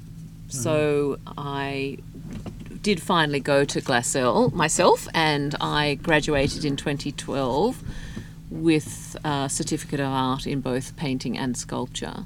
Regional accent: Australia; now in Houston, United States; I grew up in Australia.

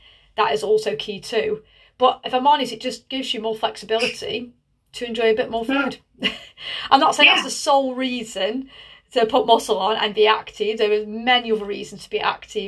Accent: Tunstall, West Midlands, United Kingdom; I'm from Tunstall.

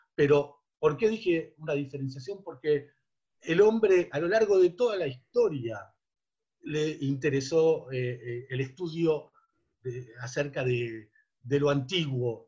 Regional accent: Buenos Aires, Argentina; crecí y me crié en Avellaneda y Nazca

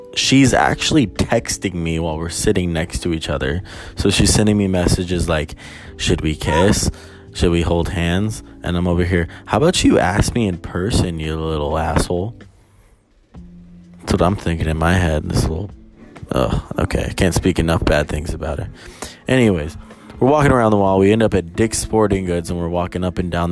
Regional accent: Albuquerque, New Mexico, United States; I'm from Albuquerque

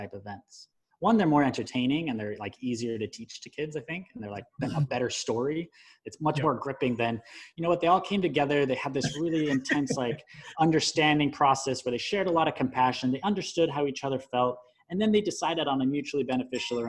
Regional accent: United States; I'm an American

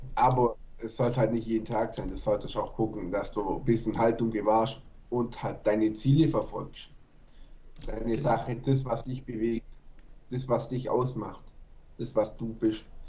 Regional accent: Germany; bei uns in Deutschland

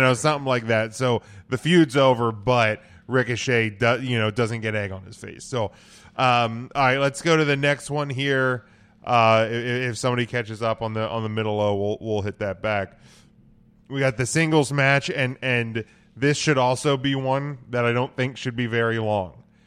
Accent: Pennsylvania, United States; us Pennsylvania people

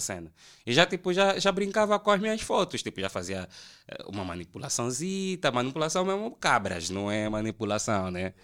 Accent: Prenda, Luanda Province, Angola; Eu vi muito tempo no Prenda também, uh, cresci no Prenda, nasci na manhã, cresci no Prenda.

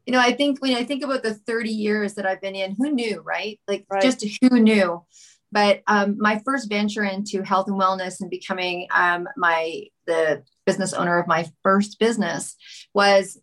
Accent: Vancouver, British Columbia, Canada; also born or lived in Montreal; I am from Vancouver.

